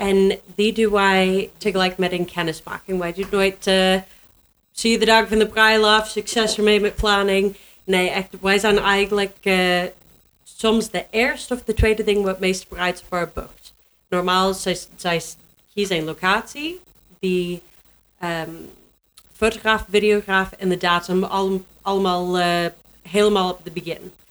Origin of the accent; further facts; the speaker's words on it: Canada; Dutch is a second language; moved away as an adult; also born or lived in Germany; now in Netherlands; ik kom uit Canada